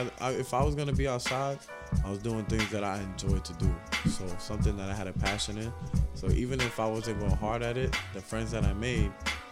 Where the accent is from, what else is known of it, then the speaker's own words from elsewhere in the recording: New York City, New York, United States; I grew up in Williamsburg, and in that certain area, it was like an Italian area where the Italian feast was at in Williamsburg.